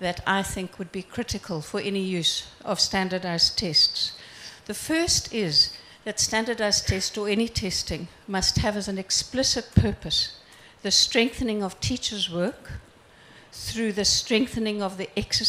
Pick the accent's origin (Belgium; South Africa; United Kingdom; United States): South Africa; I'm from South Africa.